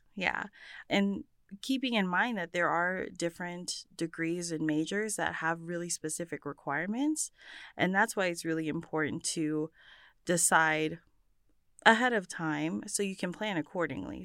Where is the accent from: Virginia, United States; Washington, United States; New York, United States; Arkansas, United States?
Washington, United States; Bremerton; I was, uh, born and raised in Bremerton, Washington